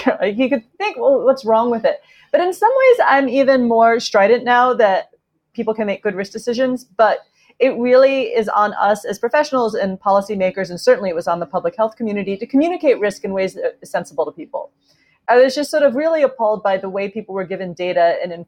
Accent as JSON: {"language": "English", "country": "United States", "also_born_or_lived": "Edinburgh, United Kingdom", "moved": "as an adult", "said": "I'm American, but I did my university years in Edinburgh."}